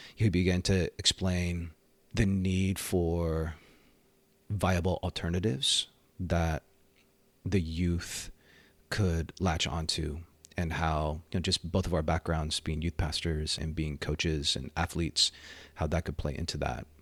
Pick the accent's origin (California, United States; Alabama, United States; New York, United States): California, United States; Bay Area; born and raised in the Bay Area